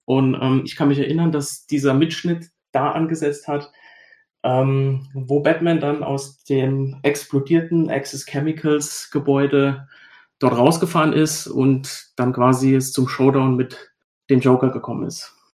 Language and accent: German; Germany; bei uns in Deutschland